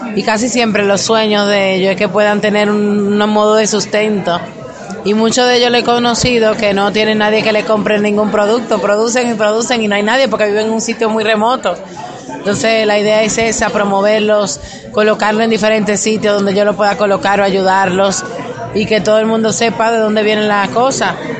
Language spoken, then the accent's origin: Spanish; Dominican Republic; nosotros los dominicanos